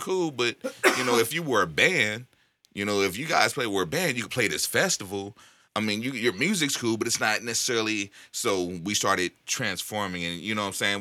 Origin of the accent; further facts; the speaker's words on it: the Bay Area, California, United States; moved away; I grew up in the Yay, so I go back and visit every once in a while.